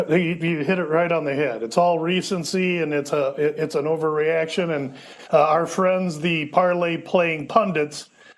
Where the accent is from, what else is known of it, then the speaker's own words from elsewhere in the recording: Omaha, Nebraska, United States; I'm from Omaha